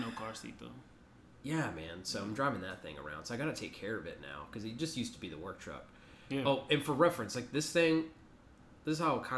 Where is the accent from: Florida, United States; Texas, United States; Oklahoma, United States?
Texas, United States; San Antonio; San Antonio's home.